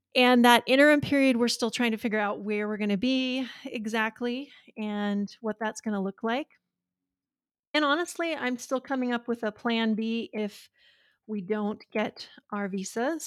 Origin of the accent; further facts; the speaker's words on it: near Glacier National Park, northern Montana, United States; also born or lived in Washington, D.C. / California / Colorado / Livingston, Montana; I grew up on a cattle ranch near here, and so uh, I live in my hometown now